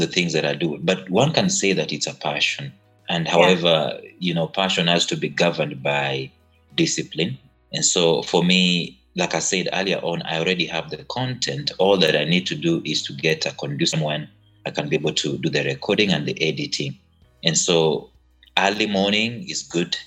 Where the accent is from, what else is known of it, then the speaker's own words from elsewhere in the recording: Kenya; I'm Kenyan.